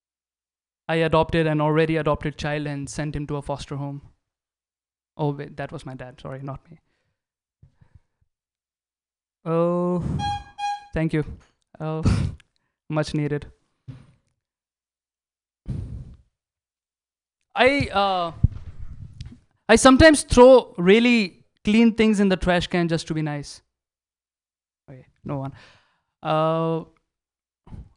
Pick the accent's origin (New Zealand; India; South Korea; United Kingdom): India; now in United States; I'm from India